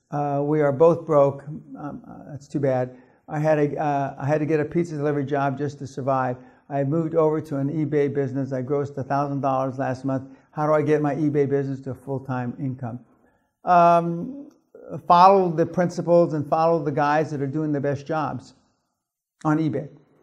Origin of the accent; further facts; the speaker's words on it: Germany; I grew up in German middle class.